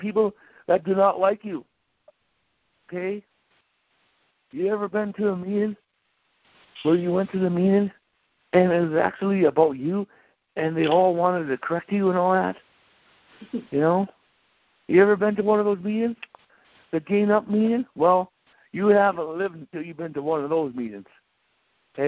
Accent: North Dakota, United States; I'm from North Dakota.

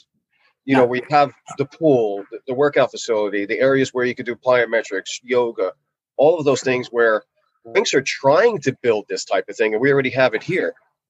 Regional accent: Northeast, United States; obviously I'm from the Northeast, so I'm familiar with the Rangers, the Flyers, the Devils.

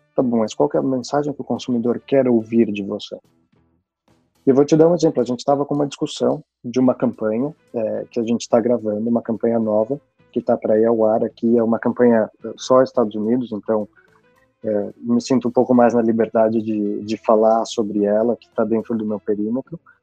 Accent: Brazil; moved away as an adult; eu até hoje me sinto, mesmo estando fora do Brasil já

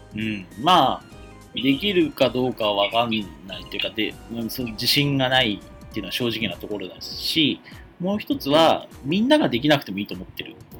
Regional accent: Japan; 現代の日本に生まれてる

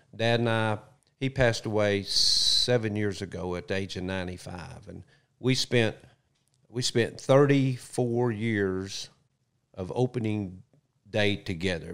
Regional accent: Little Rock, Arkansas, United States; also born or lived in Bethany, Oklahoma; Southwest Little Rock

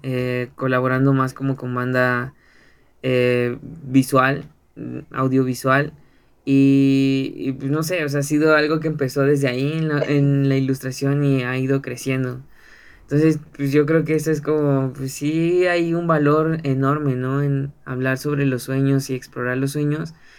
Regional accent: Ecatepec, State of Mexico, Mexico; soy de Ecatepec

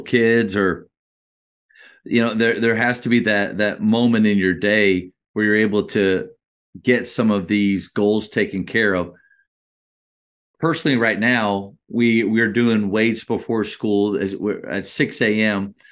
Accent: Berwick, Pennsylvania, United States; also born or lived in Dallas-Fort Worth, Texas; now in Dallas, United States; I'm actually from Pennsylvania, uh, two hours north of Philly. Uh, that's where I grew up.

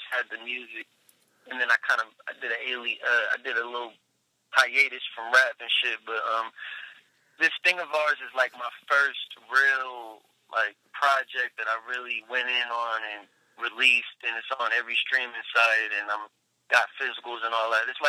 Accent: Long Beach, California, United States; also born or lived in Salt Lake City, Utah; elementary, middle school, high school, college, all at Long Beach. I grew up in Long Beach.

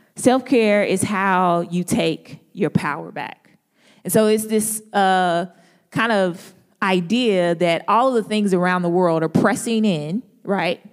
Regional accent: St. Louis, Missouri, United States; accent: country grammar; now in Durham, United States; I'm from Saint Louis

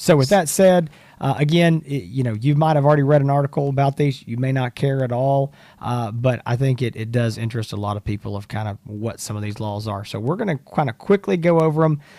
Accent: Texas, United States; we are from Texas, both Hans

